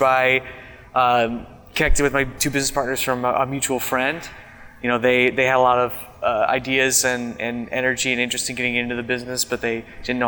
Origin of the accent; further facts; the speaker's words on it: Minneapolis, Minnesota, United States; also born or lived in Madison, Wisconsin; I'm from Minneapolis originally, went to UW-Madison for school